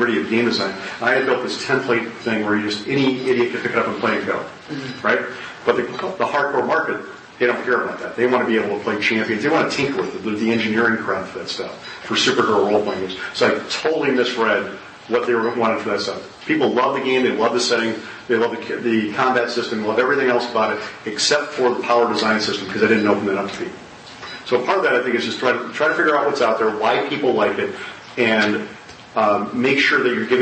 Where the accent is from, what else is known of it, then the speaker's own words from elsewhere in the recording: Wisconsin, United States; I was born and raised in Wisconsin.